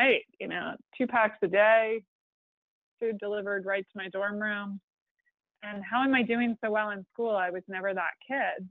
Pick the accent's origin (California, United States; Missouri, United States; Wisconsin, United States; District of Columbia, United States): District of Columbia, United States; Washington; I grew up in Washington, D.C., where everyone has at least a master's degree